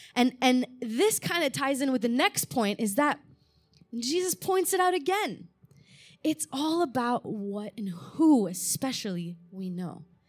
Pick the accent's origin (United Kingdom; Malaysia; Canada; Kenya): Canada; Montreal, Quebec; also born or lived in Malta; I was born there. My parents were missionaries there. And when I was about two years old, we moved to Canada